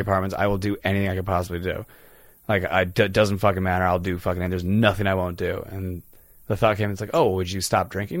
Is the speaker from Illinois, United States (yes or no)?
yes; Chicago, Illinois, United States; I didn't grow up in North Carolina. I grew up in Chicago